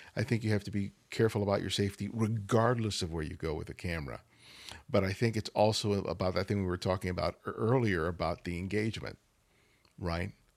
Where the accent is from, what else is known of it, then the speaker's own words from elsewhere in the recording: Los Angeles, California, United States; I, I grew up in South L A.